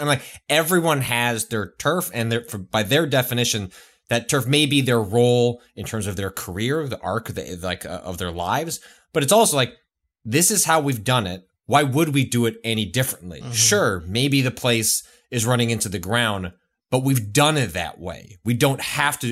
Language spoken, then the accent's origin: English; Midwest, United States; I grew up in the Midwest